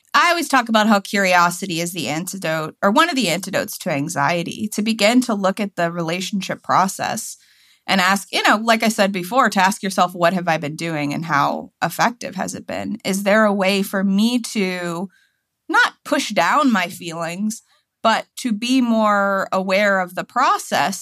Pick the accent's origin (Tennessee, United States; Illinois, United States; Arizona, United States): Tennessee, United States; now in Washington, D.C., United States; I'm from Tennessee, you know, my hometown